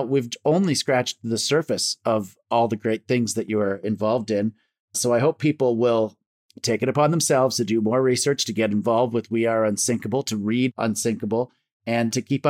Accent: Canada; I'm a Canadian entertainer

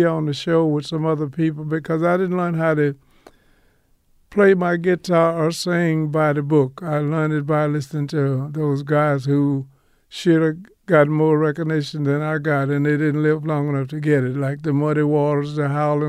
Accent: Louisiana, United States; born there; I was born in Louisiana on a farm. I tell people each night from the stage, you know, I didn't know what running water was until I was about 17 years old.

